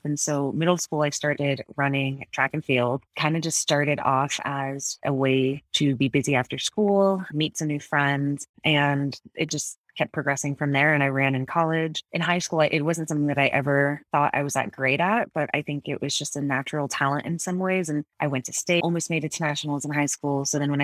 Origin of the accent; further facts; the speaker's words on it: Connecticut, United States; also born or lived in Florida / Iowa; now in Colorado, United States; I was born in Florida originally and moved to Connecticut when I was 10